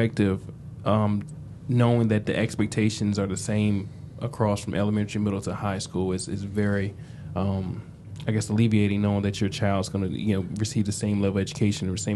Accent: Philadelphia, Pennsylvania, United States; I'm from Philadelphia.

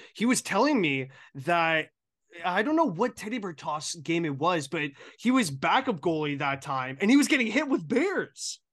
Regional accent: Hamilton, Ontario, Canada; I'm from the Hamilton area

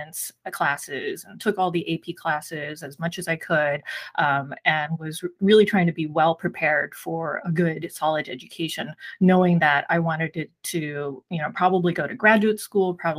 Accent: San Gabriel Valley, Southern California, United States; also born or lived in Taiwan; I grew up here in Southern California in the San Gabriel Valley area. My parents immigrated here when I was 4 years old. I was born in Taiwan

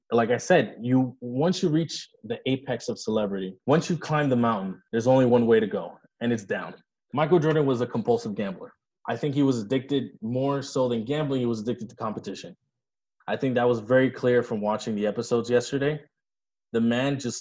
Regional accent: Dominican Republic; moved away; When I was growing up in the Dominican Republic

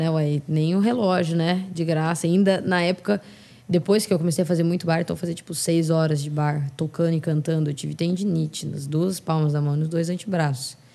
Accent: São Paulo, Brazil; Mas não tenho sotaque. Eu tenho sotaque zero de, de São Paulo capital. Zero, zero.

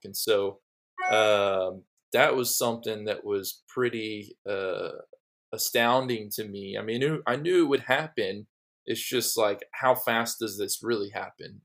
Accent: Dallas, Texas, United States; me growing up in the Dallas area

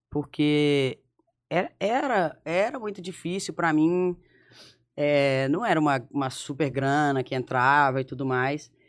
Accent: Belo Horizonte, Minas Gerais, Brazil; born there; É, eu sou nascida em BH. Só que a família da minha mãe é de um interiorzinho de Minas, que é divisa com Bahia e Espírito Santo.

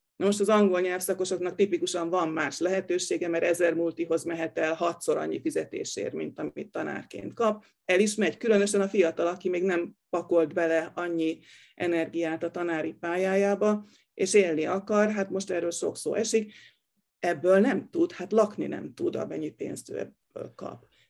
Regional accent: Hungary; én még a bezárt szocialista időkben nőttem fel, amikor az ember tényleg úgy értezte, hogy be van ide zárva

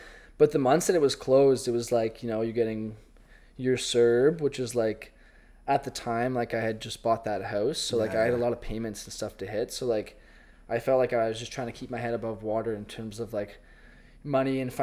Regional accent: Ottawa, Ontario, Canada; go coach back in Ottawa and, like, go back to my hometown

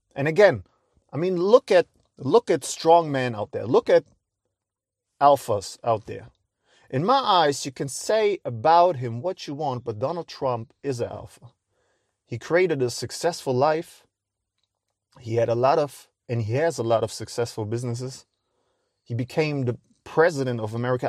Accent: Cologne, North Rhine-Westphalia, Germany; I'm a guy from Cologne

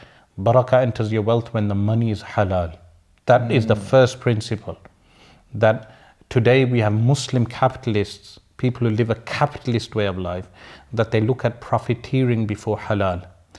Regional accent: Sparkbrook, West Midlands, United Kingdom; I know political correctness would be against that term, but I'm from Sparkbrook, we use those terms.

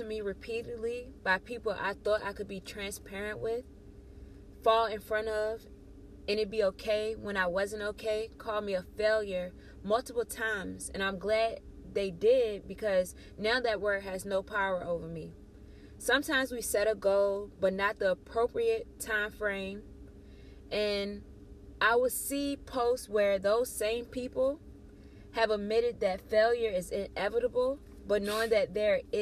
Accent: Ettrick, Virginia, United States; you're visiting me in my hometown of Ettrick, Virginia

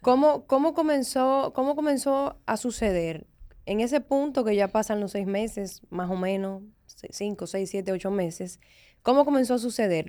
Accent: Dominican Republic; como dominicanos

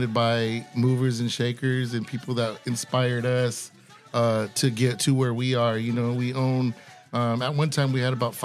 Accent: National City, California, United States; also born or lived in Chula Vista; I grew up in National City, and then I moved to the South Bay, Chula Vista, and I mean, that's just home for me

